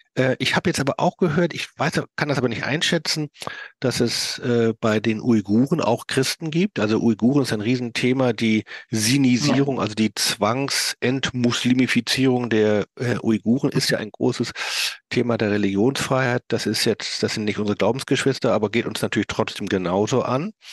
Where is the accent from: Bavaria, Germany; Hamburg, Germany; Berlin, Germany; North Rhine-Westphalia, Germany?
Hamburg, Germany; ich komme ja aus Hamburg